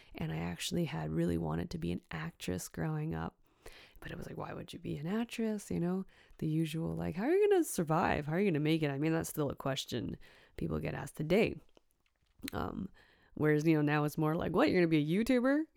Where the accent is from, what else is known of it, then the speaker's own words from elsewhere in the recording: Richmond, British Columbia, Canada; also born or lived in Hong Kong; growing up in Richmond, B C, Canada, close to Vancouver